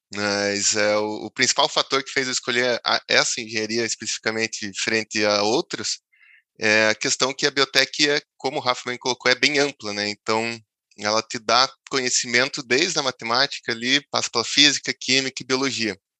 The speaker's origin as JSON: {"language": "Portuguese", "town": "Palmeira", "region": "Paraná", "country": "Brazil", "tie": "born or raised there", "said": "eu sou natural de Palmeira, né, cidadezinha perto ali de Curitiba"}